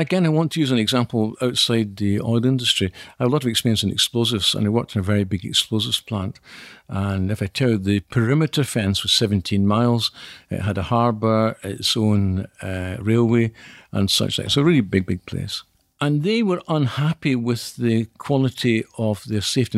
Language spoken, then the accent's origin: English; Scotland, United Kingdom; clearly I'm Scottish